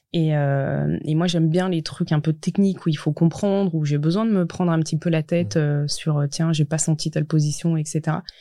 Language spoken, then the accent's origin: French; Montchanin, Bourgogne-Franche-Comté, France; j'ai grandi en Saône-et-Loire